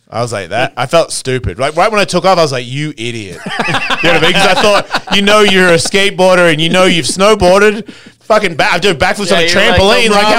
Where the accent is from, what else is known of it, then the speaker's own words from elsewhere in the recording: Australia; it depends where you come from in Australia. I'm from Bogans. You know what I mean? I'm a Hessian redneck of Australia.